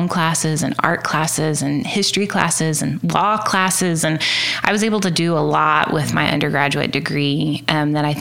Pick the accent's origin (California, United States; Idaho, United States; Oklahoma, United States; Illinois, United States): Oklahoma, United States; Cleveland; now in Oklahoma City, United States; I grew up in Cleveland, Oklahoma